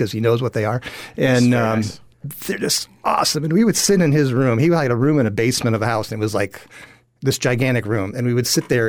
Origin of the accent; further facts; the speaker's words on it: Chicago, Illinois, United States; I grew up in the Chicago, outside of Chicago